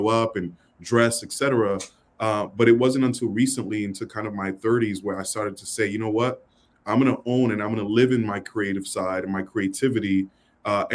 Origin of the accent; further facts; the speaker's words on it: New York City, New York, United States; growing up in New York City, you know, it's rough.